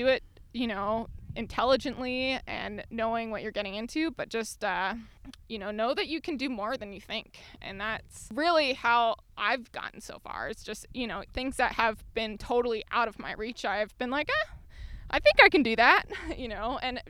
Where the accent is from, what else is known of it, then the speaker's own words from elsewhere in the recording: Hawaii, United States; One of my best friends lives in Colorado, and I've lost my pidgin English, which is like how people communicate in public schools in Hawaii.